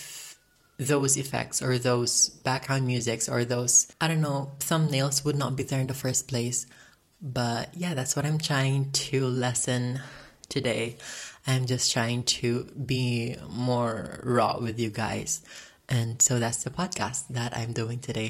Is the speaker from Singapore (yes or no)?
no; Philippines; I am currently 18 years old and I am from the Philippines.